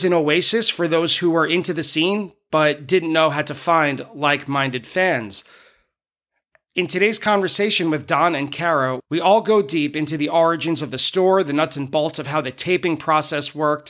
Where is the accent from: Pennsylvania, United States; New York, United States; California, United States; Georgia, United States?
New York, United States; Merrick; I grew up on the South Shore of Long Island in a town called Merrick